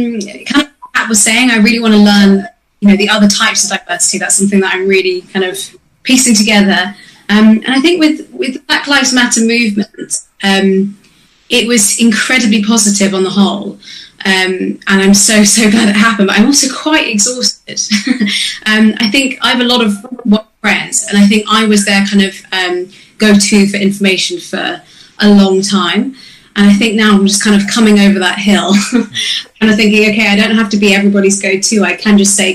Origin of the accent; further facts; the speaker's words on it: Manchester, North West England, United Kingdom; now in Cambridge, United Kingdom; I came from Manchester originally, then moved to Cambridge when I was all of my Black family in Manchester around me to literally all white, except my mum, my sister, and my brother.